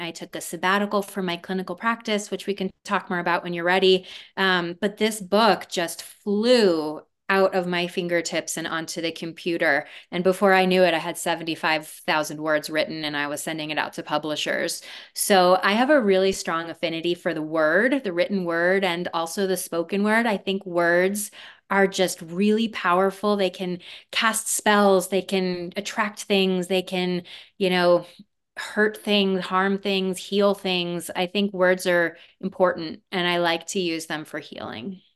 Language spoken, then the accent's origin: English; Aspen, Colorado, United States; also born or lived in Harlem, New York; they moved to a little place called Aspen, Colorado. And that is where I was raised